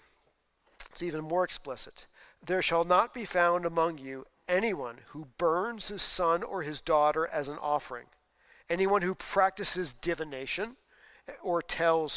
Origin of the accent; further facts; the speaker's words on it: East Coast, United States; now in Iowa, United States; I grew up on the East Coast. In the East Coast, Halloween was much darker than it is here in the Midwest.